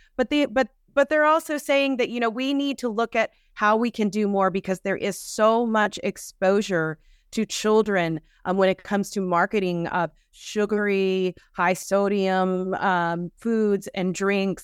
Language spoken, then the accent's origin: English; Georgia, United States; I'm from Georgia